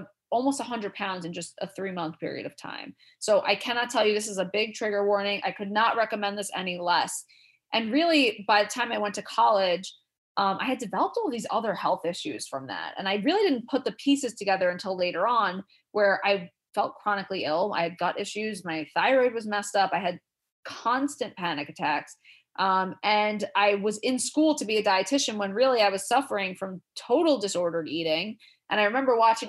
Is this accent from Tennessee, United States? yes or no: no; New York City, New York, United States; growing up in Queens, New York, very diverse place